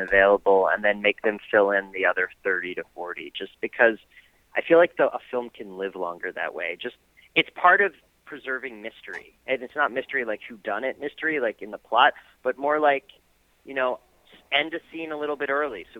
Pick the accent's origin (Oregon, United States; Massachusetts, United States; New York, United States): Massachusetts, United States; Boston; I'm from Boston. I'm not a Manhattanite.